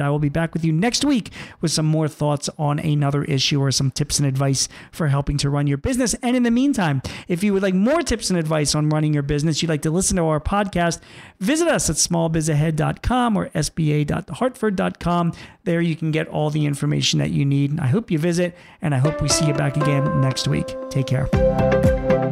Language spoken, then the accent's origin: English; Philadelphia, Pennsylvania, United States; my hometown of Philadelphia